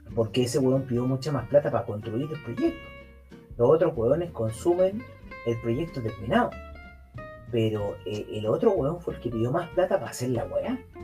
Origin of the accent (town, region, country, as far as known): Chile